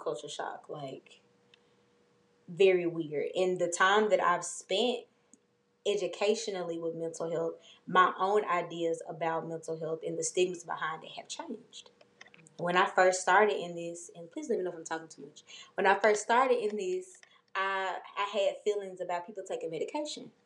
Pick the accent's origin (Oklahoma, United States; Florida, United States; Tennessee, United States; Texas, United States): Tennessee, United States; Memphis; I grew up in White Haven, being in my neighborhood